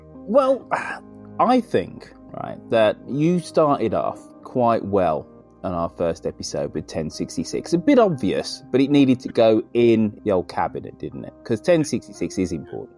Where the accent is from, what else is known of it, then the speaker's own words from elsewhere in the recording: Birmingham, West Midlands, United Kingdom; Birmingham, my hometown